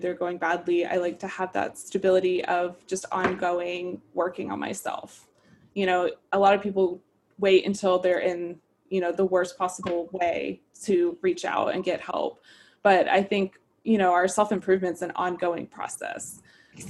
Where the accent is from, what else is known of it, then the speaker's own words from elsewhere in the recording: Brevard, North Carolina, United States; moved away; I actually grew up in a very small town in North Carolina.